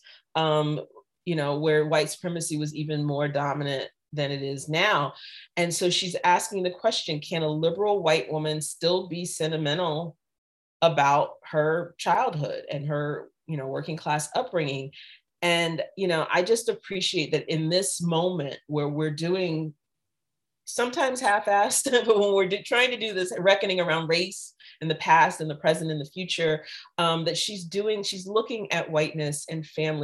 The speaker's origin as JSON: {"language": "English", "town": "Jacksonville", "region": "Florida", "country": "United States", "tie": "born or raised there", "said": "that's my hometown"}